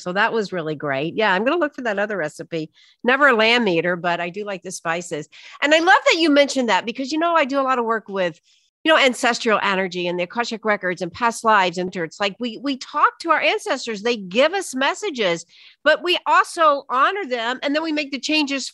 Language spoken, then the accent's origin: English; the South, United States; I was raised in the South on Southern Jewish cooking.